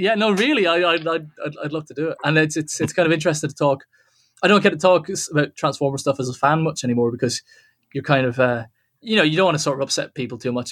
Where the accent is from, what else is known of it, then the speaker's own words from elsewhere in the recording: Wexford, Leinster, Ireland; now in Dublin, Ireland; I live in Dublin, but I'm not from Dublin. Okay. I'm from. Okay. I'm from a place called Wexford, which is in the southeast of Ireland